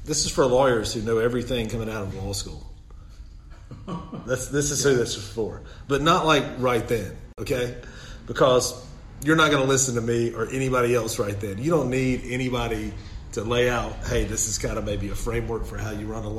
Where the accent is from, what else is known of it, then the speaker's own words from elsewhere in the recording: Southern United States, United States; accent: Southern; my Southern accent